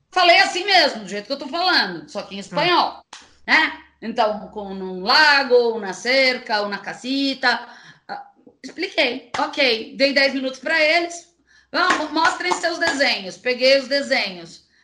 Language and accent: Portuguese; Brazil; para mim, que sou brasileira